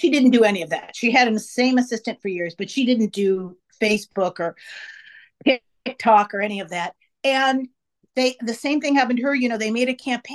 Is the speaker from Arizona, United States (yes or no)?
no; San Francisco, California, United States; I'm from San Francisco originally